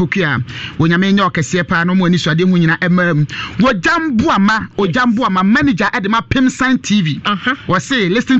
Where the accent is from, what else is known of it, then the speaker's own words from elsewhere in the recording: Nigeria; O so Nigerian. I'm from Nigeria.